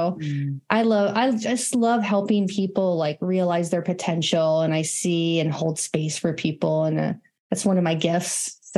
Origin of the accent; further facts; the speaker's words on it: California, United States; moved away as an adult; also born or lived in Colorado; So I am originally from California. And I have definitely moved around quite a bit, but later in life, in my 30s, I moved to Colorado